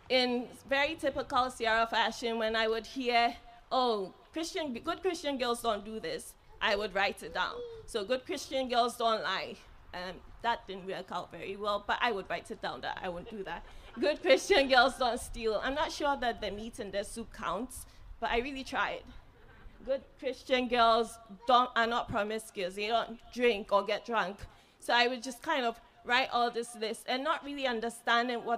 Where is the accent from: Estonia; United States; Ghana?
Ghana; moved away; growing up in Ghana and the family that I did, I was fortunate to be exposed to God at an early age